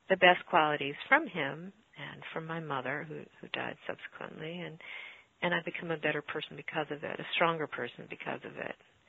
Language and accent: English; New York City, New York, United States; growing up in New York City.